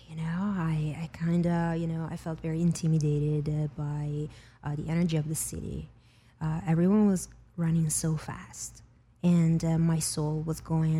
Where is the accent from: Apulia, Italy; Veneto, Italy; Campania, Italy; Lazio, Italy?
Veneto, Italy; Venice; moved away; I was born and raised in Venice, Italy.